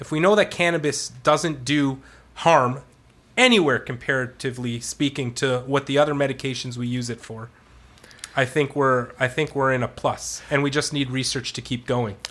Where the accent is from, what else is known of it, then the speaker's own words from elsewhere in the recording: Canada; I'm Canadian.